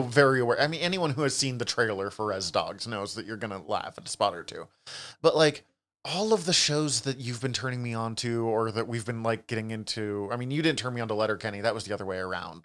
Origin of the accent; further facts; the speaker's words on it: Montana, United States; growing up in Montana